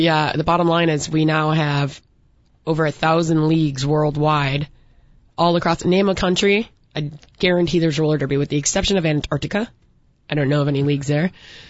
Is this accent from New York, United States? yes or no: no; Chicago, Illinois, United States; And we're all here from Chicagoland or Chicago proper.